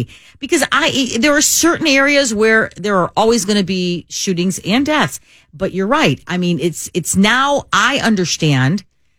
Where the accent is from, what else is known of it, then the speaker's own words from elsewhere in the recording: Chicago, Illinois, United States; and I grew up in Bucktown.